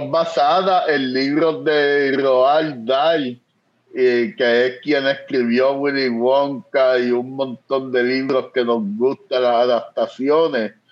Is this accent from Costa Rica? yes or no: no; Manatí, Puerto Rico; yo me crié en Manatí